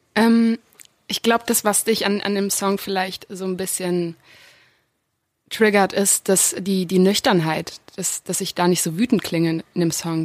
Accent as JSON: {"language": "German", "country": "Germany", "tie": "born or raised there", "said": "ich bin in Deutschland geboren"}